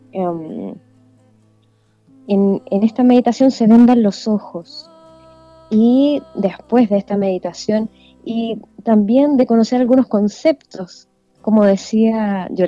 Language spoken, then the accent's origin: Spanish; Vallenar, Atacama, Chile; Yo soy nacida y criada